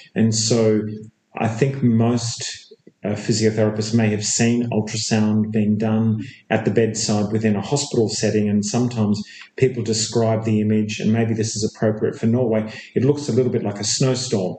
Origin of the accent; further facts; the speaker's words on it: Perth, Western Australia, Australia; moved away as an adult; also born or lived in Melbourne, Australia / Chicago, United States / England; now in Sydney, Australia; I was born in Perth, Australia. Uh, I spent um, uh, some time initially graduating in Perth, Australia, back in the mid '80s.